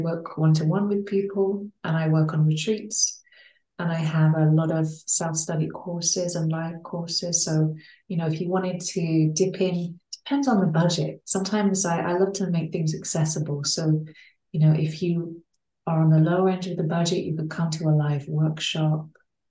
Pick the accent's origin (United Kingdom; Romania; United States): United Kingdom; England; born there; So I was born in England and I came back to these lands that I was born on to really root my work into deeper into land and deeper into place